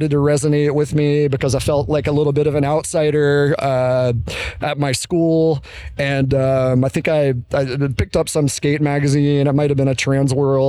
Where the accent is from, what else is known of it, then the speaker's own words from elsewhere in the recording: Jackson, Mississippi, United States; I'm originally from Jackson